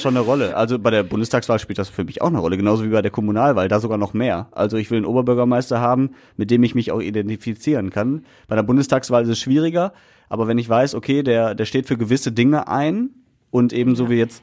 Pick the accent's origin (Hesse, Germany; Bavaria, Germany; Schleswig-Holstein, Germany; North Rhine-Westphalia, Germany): North Rhine-Westphalia, Germany; Essen; hier bei uns in Essen